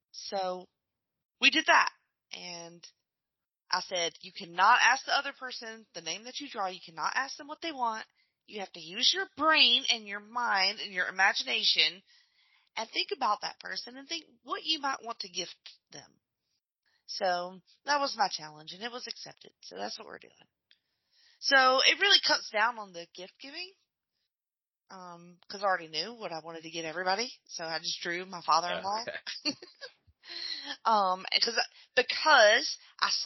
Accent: Alabama, United States; moved away; They live in my hometown, so it's like Alabama

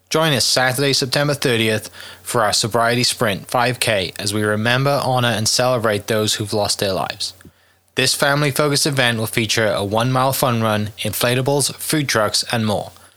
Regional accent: Wales, United Kingdom; moved away as an adult; now in Oklahoma City, United States; I'm from Wales originally, right? And I grew up. I'm 32 years old. I grew up in the 90s watching Ryan Giggs

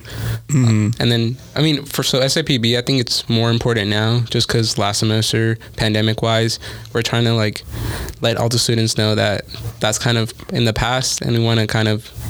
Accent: Las Vegas, Nevada, United States; yes, we're all from Vegas, but it's so big that I would have never met Isaiah or anybody in the Rogers scholarship

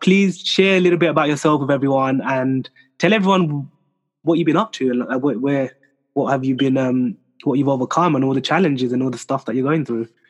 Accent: France; accent: French; my French accent

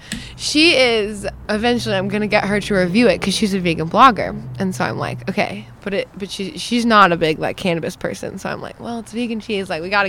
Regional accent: Kansas, United States; because I'm from Kansas.

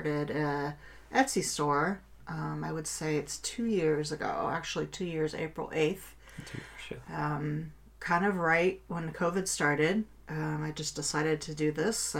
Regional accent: Kettering, Ohio, United States; I grew up in Kettering, Ohio. I've pretty much lived in this area all

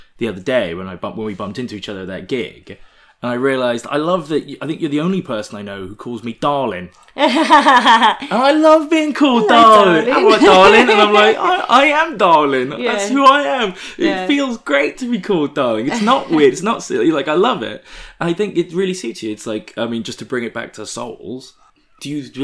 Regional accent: Oxford, South East England, United Kingdom; we're from Oxford, but my dad's from Grimsby

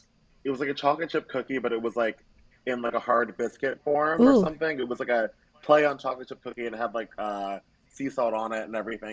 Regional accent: Savannah, Georgia, United States; also born or lived in Atlanta, Georgia; I am from Georgia. I was born and raised in Savannah area

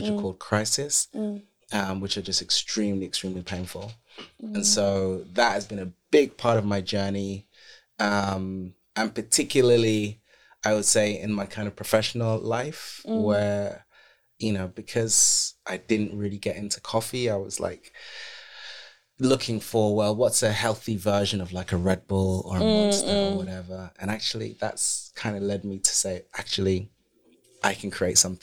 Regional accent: London, United Kingdom; We grew up in Brixton

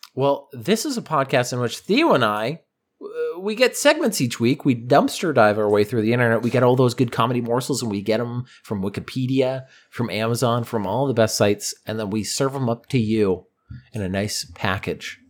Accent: Boston, Massachusetts, United States; we're from Boston

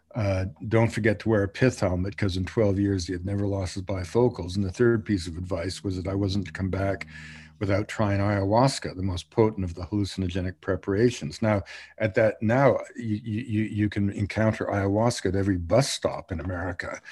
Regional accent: Montreal, Quebec, Canada; moved away; also born or lived in British Columbia / Colombia; when I was a little, little boy, growing up in Montreal during the time of the two solitudes, I grew up in an English community

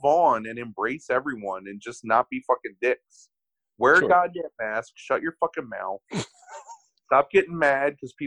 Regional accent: United States; I love being an American.

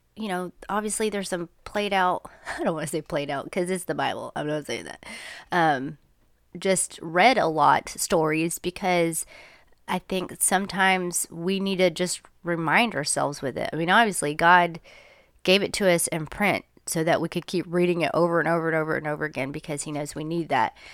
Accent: United States; I'm American

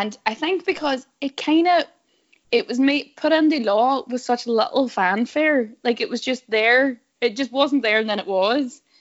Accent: Derry, Northern Ireland, United Kingdom; I'm from Derry, which wouldn't be a DUP constituency

